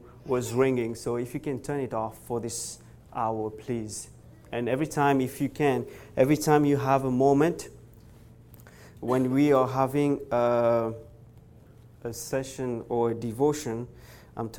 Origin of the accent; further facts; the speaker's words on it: Mauritius; now in Montreal, Canada; I'm from originally from Mauritius, church in Montreal. I'm right now in Montreal